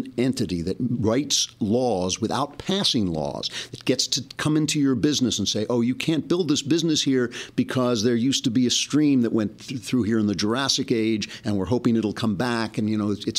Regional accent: United States; now in Los Angeles, United States; I grew up 20 minutes outside of New York, and I had a New York sensibility.

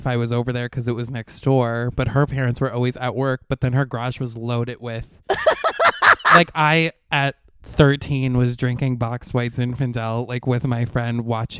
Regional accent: Latham, New York, United States; moved away as an adult; also born or lived in Oneonta, New York; now in New York City, United States; I was born outside of Albany, and that's where I've always grown up.

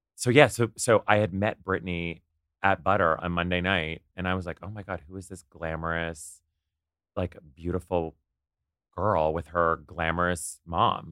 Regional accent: Ottawa, Ontario, Canada; moved away as an adult; also born or lived in Kingston / New York; I grew up in Ottawa, and then I went to school

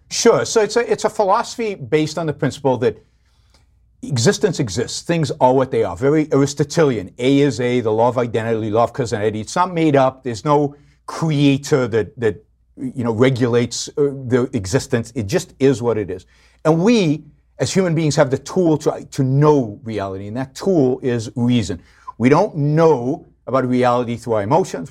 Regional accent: Israel; I grew up in Israel.

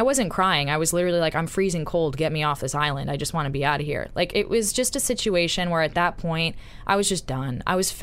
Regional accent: the South, United States; moved away; I'm Southern

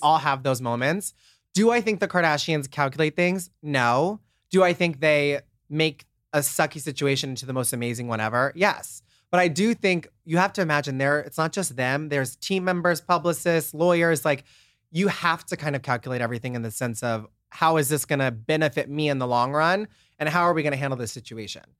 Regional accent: Nebraska, United States; moved away as an adult; now in Los Angeles, United States; I'm from Nebraska, a super small town

